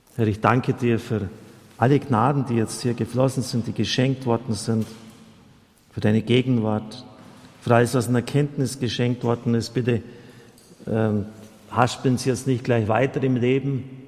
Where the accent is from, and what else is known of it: Germany